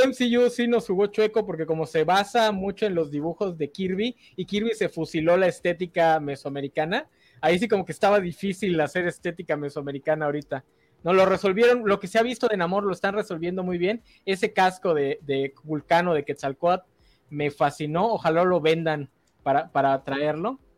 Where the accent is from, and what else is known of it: Mexico